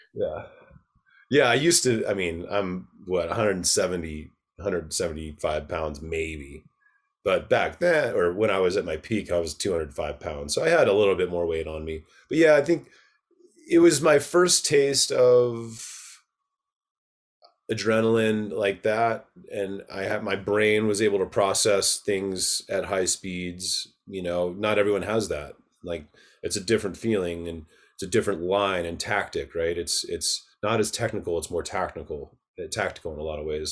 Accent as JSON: {"language": "English", "town": "Park City", "region": "Utah", "country": "United States", "tie": "born or raised there", "also_born_or_lived": "Atlanta, Georgia", "said": "I moved to Utah from Atlanta, Georgia when I was eight"}